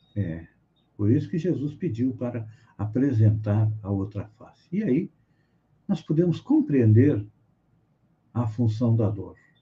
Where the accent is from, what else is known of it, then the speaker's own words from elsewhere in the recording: Bagé, Rio Grande do Sul, Brazil; minha cidade, onde eu nasci, Bagé, lá no Rio Grande do Sul